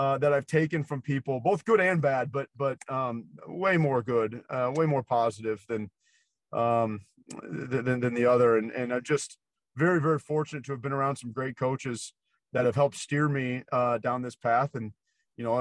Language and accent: English; Nebraska, United States; I grew up in Nebraska